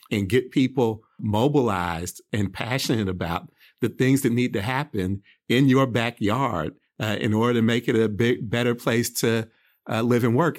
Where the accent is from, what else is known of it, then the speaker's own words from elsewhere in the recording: Oakland, California, United States; I grew up in Oakland